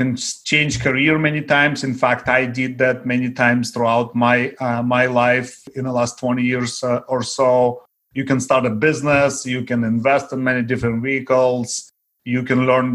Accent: Ukraine; first language Russian; English is a second language; also born or lived in Daly City, California; now in Belmont, United States; Growing up in Ukraine, I was very poor

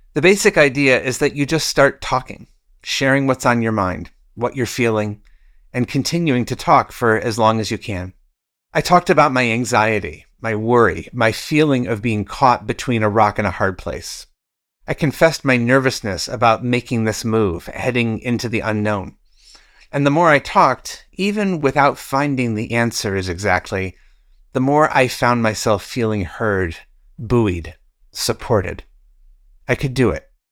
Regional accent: Michigan, United States; my home state of Michigan

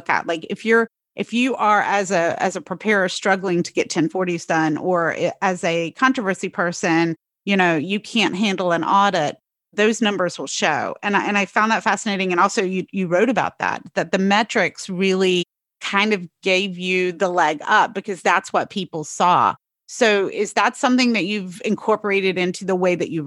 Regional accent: the rural South, United States; I come from the rural South

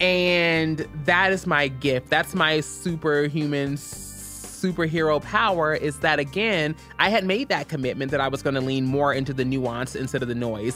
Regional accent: Louisville, Kentucky, United States; I'm originally from Louisville, Kentucky, born and raised

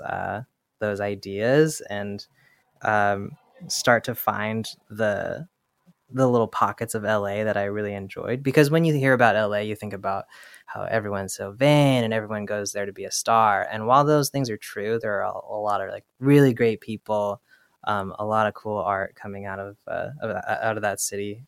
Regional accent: Bay Area, California, United States; moved away as an adult; also born or lived in Los Angeles / Brooklyn; now in New York, United States; I grew up in the Bay Area

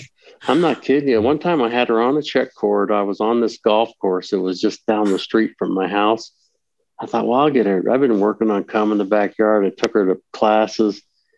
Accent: Utah, United States; Well, you know, we grew up in Utah.

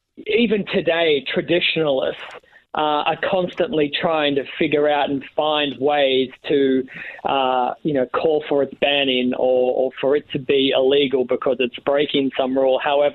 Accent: Australia; Yeah, pretty much. I was born into bowling.

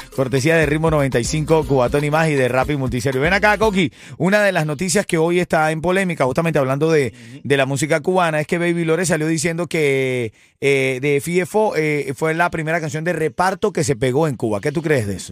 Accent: Venezuela; moved away; en mi país, en Venezuela

